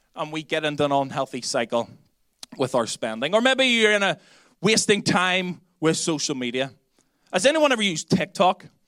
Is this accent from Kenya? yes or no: no; Belfast, Northern Ireland, United Kingdom; accent: Belfast; now in Dublin, Ireland; my Belfast accent